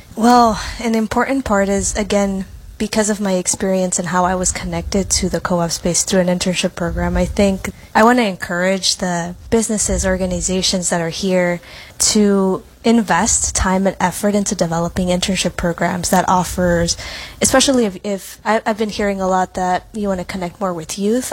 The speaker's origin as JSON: {"language": "English", "town": "New York City", "region": "New York", "country": "United States", "tie": "born or raised there", "said": "I was born and raised in new york city"}